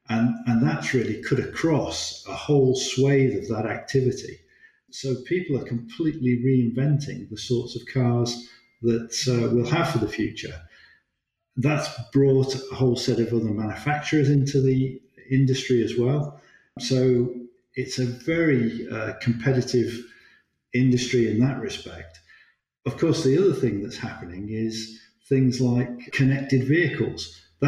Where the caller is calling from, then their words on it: Stratford-upon-Avon, West Midlands, United Kingdom; I'm based in the Midlands, just by Stratford-on-Avon.